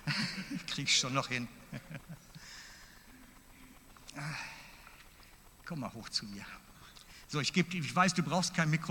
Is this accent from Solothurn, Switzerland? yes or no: no; Basel-Landschaft, Switzerland; now in Mittelland, Switzerland; weil ich bin ja aus dem Laufental dann und aus dem Baselbiet weg, ins Mittelland gezügelt